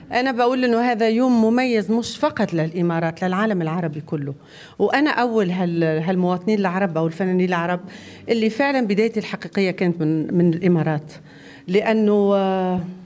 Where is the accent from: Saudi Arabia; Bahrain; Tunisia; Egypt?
Tunisia; انا تونسيه ونفتخر ببلادي